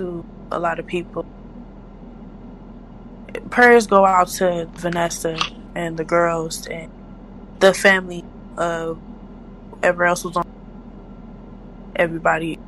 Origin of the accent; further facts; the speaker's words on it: California, United States; I'm from Cali